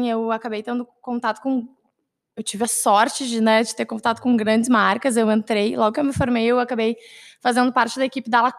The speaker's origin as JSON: {"language": "Portuguese", "town": "Porto Alegre", "region": "Rio Grande do Sul", "country": "Brazil", "also_born_or_lived": "Caxias do Sul", "said": "Eu sou de Porto Alegre, então acabei me mudando, ficando um pouco mais longe da minha família."}